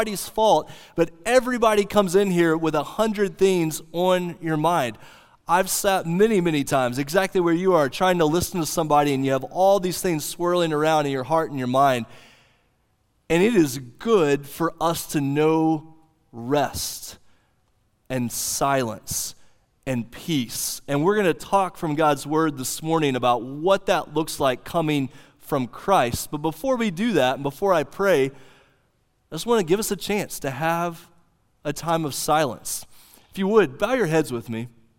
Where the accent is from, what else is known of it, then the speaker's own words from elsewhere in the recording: Oklahoma, United States; The little church that I grew up in Southwest Oklahoma that I've told many of you about, green carpet on the floor, wood panelings on the wall